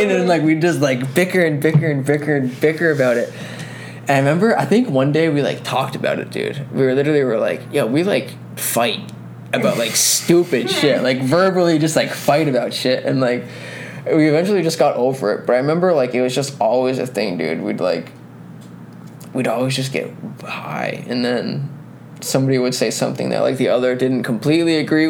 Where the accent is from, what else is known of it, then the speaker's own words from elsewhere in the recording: Troy, United States; we're all from Troy